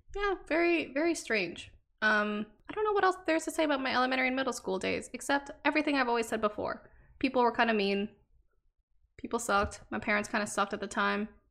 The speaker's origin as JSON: {"language": "English", "country": "Canada", "tie": "born or raised there", "said": "I was born in Canada to two immigrant Vietnamese parents."}